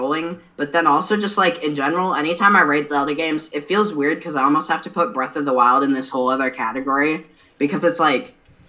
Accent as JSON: {"language": "English", "region": "Iowa", "country": "United States", "said": "I'm from Iowa"}